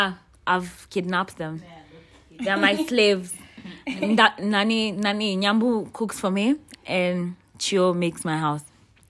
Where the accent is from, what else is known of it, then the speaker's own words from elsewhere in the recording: Kenya; as a child growing up in Kenya.